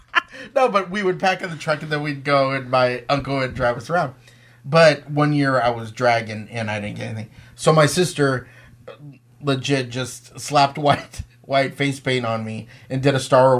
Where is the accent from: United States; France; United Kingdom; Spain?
United States; Texas; moved away; also born or lived in Michigan; I'm from Texas.